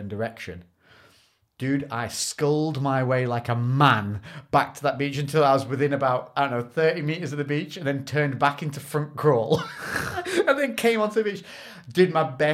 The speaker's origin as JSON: {"language": "English", "country": "United Kingdom", "said": "because we're from Britain"}